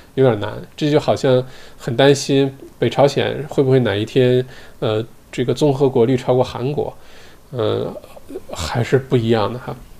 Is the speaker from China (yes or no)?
yes; China; now in Australia; 我们中国人